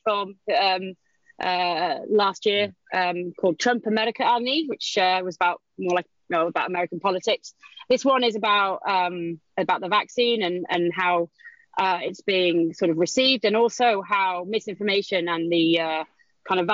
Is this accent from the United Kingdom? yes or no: yes; Conwy, Wales, United Kingdom; moved away as an adult; also born or lived in California, United States; now in United States; I'm from Conway right. Originally.